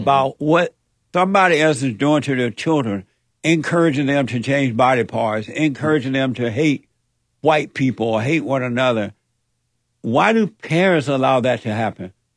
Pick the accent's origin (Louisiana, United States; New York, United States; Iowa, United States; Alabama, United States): Alabama, United States; I grew up in Alabama on a plantation under the so-called Jim Crow laws